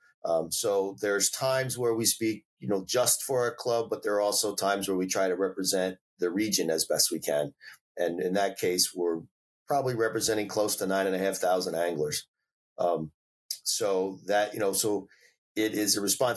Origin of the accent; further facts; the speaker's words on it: New Jersey, United States; also born or lived in Washington State; now in Rhode Island, United States; I started off in New Jersey